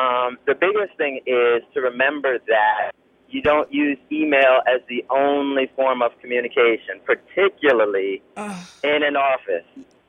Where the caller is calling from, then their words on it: New York City, New York, United States; I'm calling from New York City.